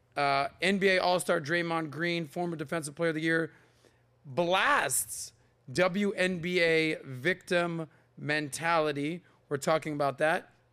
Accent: Miami, Florida, United States; I am from Miami

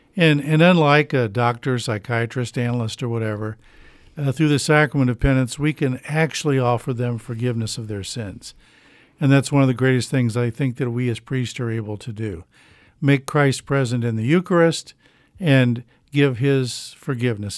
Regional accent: Beech Grove, Indiana, United States; I grew up in Beech Grove.

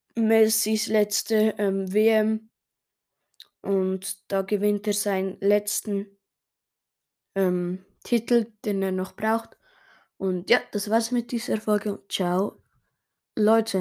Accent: Switzerland; Ich als Schweizer

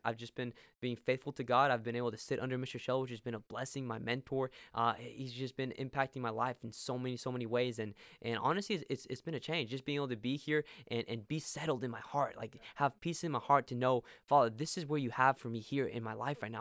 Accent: Arequipa, Peru; moved away as an adult; now in Tulsa, United States; I was born and raised in Peru, Arequipa, Peru, and I've been living there, uh, for the first eighteen years of my life.

